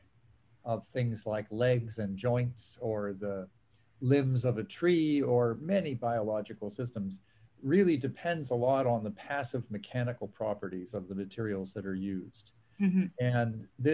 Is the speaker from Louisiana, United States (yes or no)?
no; Pittsburgh, Pennsylvania, United States; moved away; I grew up in Pittsburgh, Pennsylvania